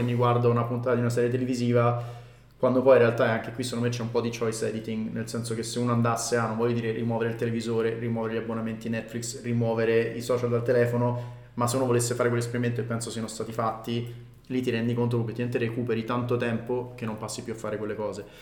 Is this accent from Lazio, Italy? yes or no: yes; Rome, Lazio, Italy; noi siamo cresciuti a Roma